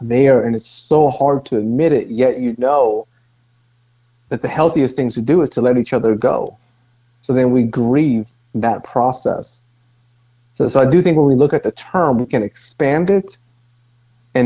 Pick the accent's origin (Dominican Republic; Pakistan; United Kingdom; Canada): Dominican Republic; now in Greensboro, United States; Originally, I'm from Dominican Republic.